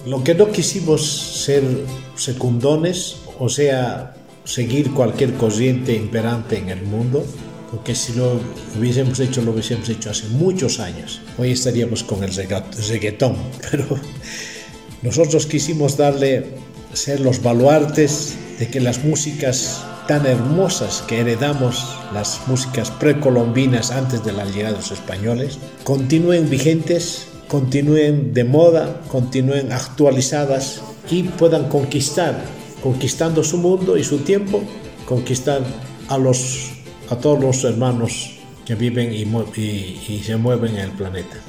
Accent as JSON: {"language": "Spanish", "town": "Capinota", "region": "Cochabamba", "country": "Bolivia", "tie": "born or raised there", "said": "hemos nacido en Bolivia, que es una, la, segunda, la, la segunda en importancia, y tercero somos de Cochabamba, que es el centro de Bolivia. Y hemos nacido la mayoría en, un poblado mucho más pequeñito de 200 almas, digo de 2.000 almas, llamado Capinota"}